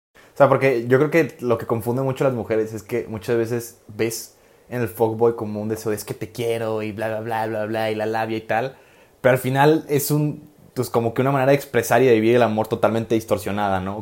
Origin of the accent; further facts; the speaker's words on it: Guadalajara, Jalisco, Mexico; moved away as an adult; now in Rome, Italy; soy de Guadalajara, vivo en Guadalajara, pero resido normalmente en, Roma, Italia